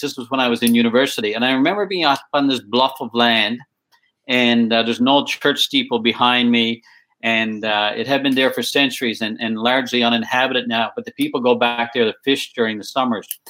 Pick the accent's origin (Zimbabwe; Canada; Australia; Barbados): Canada; Placentia Bay, Newfoundland and Labrador; also born or lived in South Shore, Nova Scotia; now in Nova Scotia, Canada; I grew up in Placentia Bay, Newfoundland. It's an hour outside of St. John's, the capital.